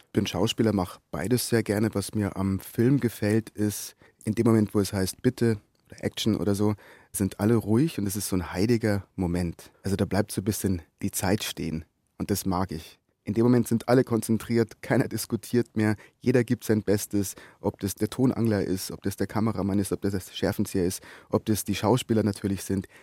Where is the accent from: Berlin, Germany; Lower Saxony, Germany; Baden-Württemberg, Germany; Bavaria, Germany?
Bavaria, Germany; Brannenburg; also born or lived in Munich / Essen; ich bin aufgewachsen in Brandenburg, nicht Brandenburg. Brandenburg liegt zwischen Rosenheim und Kufstein